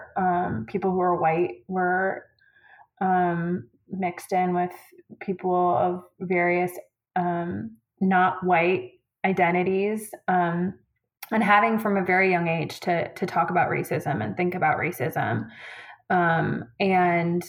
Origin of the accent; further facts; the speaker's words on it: Northern Illinois, United States; now in North Texas, United States; growing up in Northern Illinois